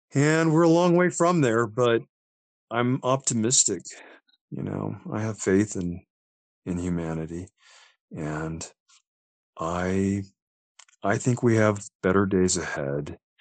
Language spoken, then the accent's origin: English; Las Cruces, New Mexico, United States; also born or lived in Albuquerque, New Mexico; I grew up in a town called Las Cruces